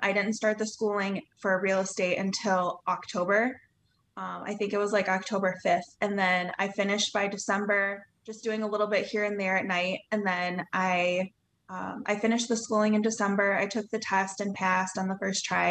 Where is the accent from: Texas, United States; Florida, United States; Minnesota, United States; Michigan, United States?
Michigan, United States; Ludington; I'm from Ludington, Michigan